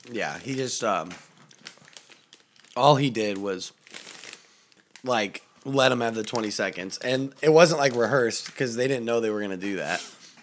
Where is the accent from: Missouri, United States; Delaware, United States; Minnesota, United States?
Missouri, United States; St. Louis; Actually, I'm from St. Louis. I'm from St. Louis, Young Malibu, which actually is home of the gun violence, all right?